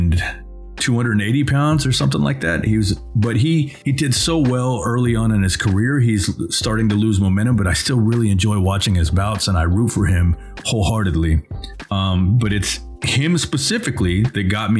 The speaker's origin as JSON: {"language": "English", "country": "United States", "said": "as an American looking from the outside"}